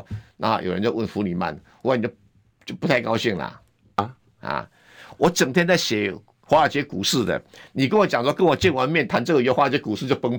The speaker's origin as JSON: {"language": "Chinese", "country": "Taiwan", "said": "对呀，哎呀，我跟你讲哈，我们台湾人就老是被一些假洋人唬了一愣一愣。"}